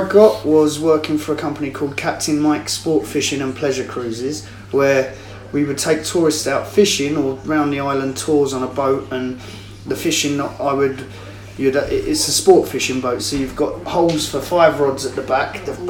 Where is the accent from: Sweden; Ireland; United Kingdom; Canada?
United Kingdom; England; even though I'm an Englishman, I'm still promoting and pushing